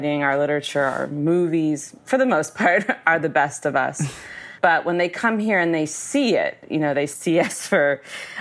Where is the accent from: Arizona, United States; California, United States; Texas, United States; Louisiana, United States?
Arizona, United States; I grew up in Arizona